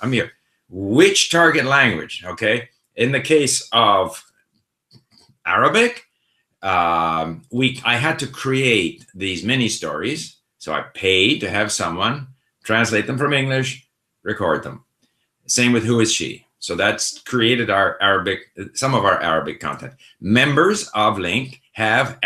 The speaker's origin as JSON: {"language": "English", "country": "Canada", "tie": "born or raised there", "also_born_or_lived": "Sweden", "first_language": "Swedish", "said": "I was born in Sweden, so for the first 5 years of my life, the language I spoke most easily was Swedish. But when we moved to Canada, I was 5 years old"}